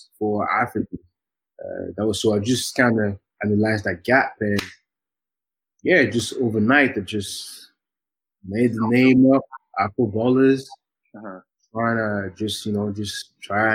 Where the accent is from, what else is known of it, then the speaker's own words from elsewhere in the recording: Geneva, Switzerland; moved away as an adult; also born or lived in Leeds, United Kingdom; I was born and raised in Geneva